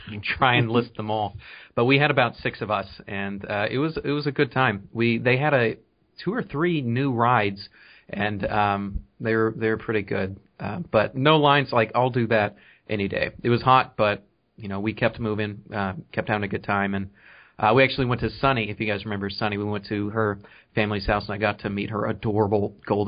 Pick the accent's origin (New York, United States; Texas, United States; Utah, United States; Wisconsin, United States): Texas, United States; Allen; now in Tyler, United States; I grew up in Allen